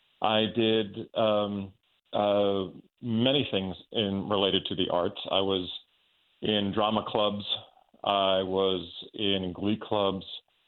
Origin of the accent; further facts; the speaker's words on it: Long Island, New York, United States; I grew up on Long Island, New York, and I never had any aspirations of theater as a career.